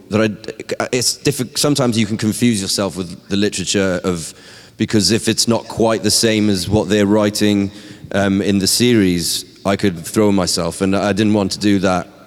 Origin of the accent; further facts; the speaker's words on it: New York, United States; from New York.